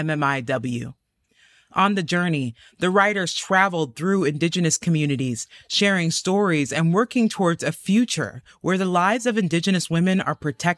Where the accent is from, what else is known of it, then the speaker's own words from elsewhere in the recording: Missouri, United States; I'm from Missouri